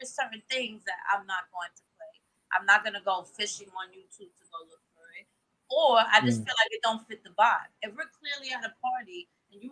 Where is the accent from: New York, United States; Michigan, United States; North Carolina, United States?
New York, United States; New York City; I'm from the Boogie Down Bronx